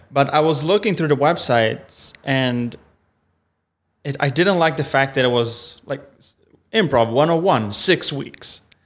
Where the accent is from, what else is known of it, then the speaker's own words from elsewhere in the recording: Italy; first language Italian; English is a second language; moved away as an adult; also born or lived in Milan; now in Los Angeles, United States; I'm from, I'm from Italy